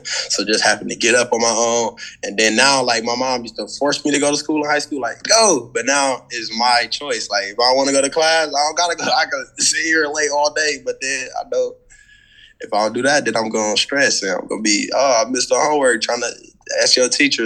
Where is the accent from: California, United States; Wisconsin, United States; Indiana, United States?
Wisconsin, United States; Milwaukee; moved away as an adult; also born or lived in St. Cloud, Minnesota; I came from Milwaukee, Wisconsin, and I went to school in St. Cloud, Minnesota